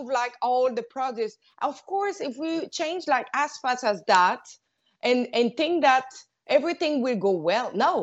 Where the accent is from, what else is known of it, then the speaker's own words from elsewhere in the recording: Quebec City, Quebec, Canada; now in Montreal, Canada; now I'm in Montreal, but I'm from Quebec City